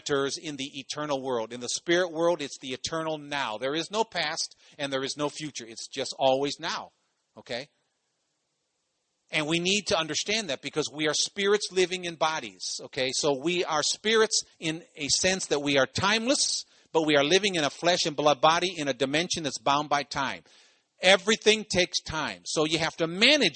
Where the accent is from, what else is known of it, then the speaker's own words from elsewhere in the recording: Cleveland, Ohio, United States; I come from Ohio. I come from Cleveland.